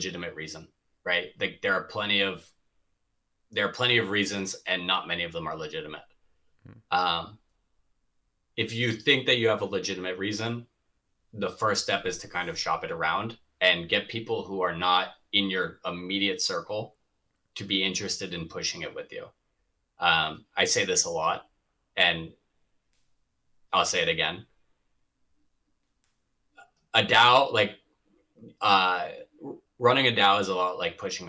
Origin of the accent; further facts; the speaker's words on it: Boston, Massachusetts, United States; moved away as an adult; also born or lived in Atlanta / Miami; I grew up in the Boston area.